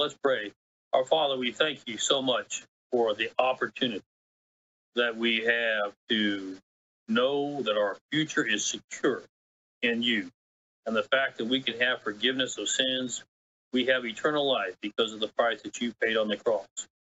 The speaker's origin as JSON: {"language": "English", "town": "Guadalajara", "region": "Jalisco", "country": "Mexico", "tie": "born or raised there", "said": "And I spent my time growing up in Mexico, Guadalajara, Mexico."}